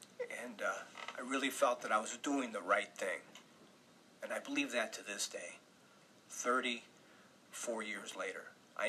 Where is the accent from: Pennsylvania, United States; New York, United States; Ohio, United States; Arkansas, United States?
New York, United States; New York City; My background is Puerto Rican. I was born in New York City. When I was 17 years old, I entered the United States Military Academy at West Point.